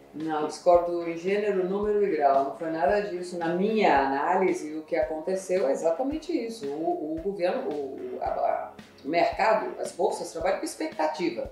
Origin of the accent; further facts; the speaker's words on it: São Paulo, Brazil; eu sou da ZL. Sou só na leste. Eu nasci na Vila Maria